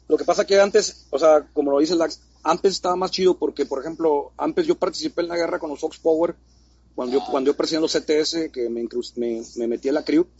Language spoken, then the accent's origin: Spanish; Mexico City, Mexico; also born or lived in San Luis Potosí; now in Monterrey, Mexico; soy chilango, nací, nací en Ciudad Luis Potosí, pero me crié en la Ciudad de México